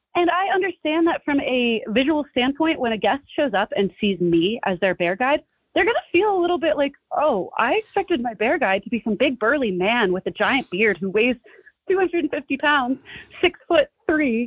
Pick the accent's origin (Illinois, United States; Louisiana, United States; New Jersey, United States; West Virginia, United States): New Jersey, United States; I grew up in New Jersey, in North Jersey, not too far from New York City